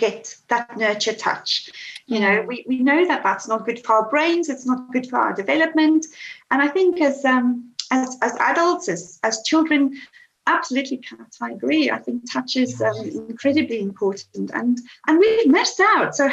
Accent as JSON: {"language": "English", "country": "South Africa", "tie": "born or raised there", "moved": "as an adult", "lives_now": "United Kingdom", "said": "I was born in South Africa and went to school there, went to university, and I was in my early 20s when we came to the UK."}